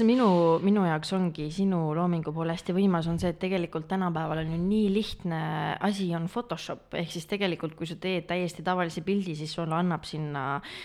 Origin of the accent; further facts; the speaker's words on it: Pärnu, Pärnu County, Estonia; olen pärit Pärnust